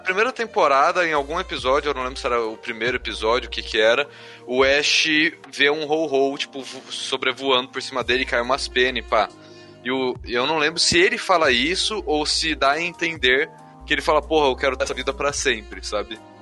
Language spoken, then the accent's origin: Portuguese; São Bernardo do Campo, São Paulo, Brazil; also born or lived in Taubaté; A gente é de São Bernardo do Campo. Eu, eu tava em Taubaté.